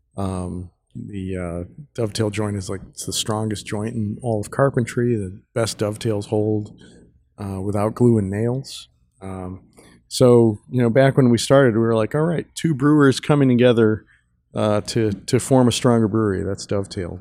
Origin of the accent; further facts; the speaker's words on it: Chicago, Illinois, United States; also born or lived in Munich; we're both from Chicago